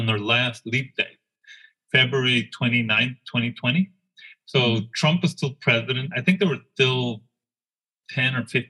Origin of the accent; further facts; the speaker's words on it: El Paso, Texas, United States; moved away; also born or lived in Connecticut; growing up in Isleta